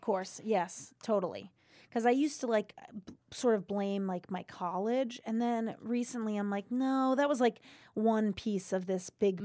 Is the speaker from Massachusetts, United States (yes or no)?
yes; Seekonk, Massachusetts, United States; I grew up in Seekonk, Mass, right outside of Providence